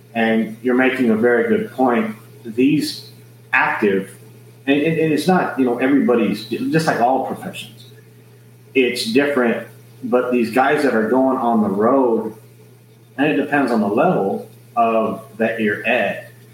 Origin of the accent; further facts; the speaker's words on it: San Antonio, Texas, United States; I'm born and raised in San Antonio, Texas, South Texas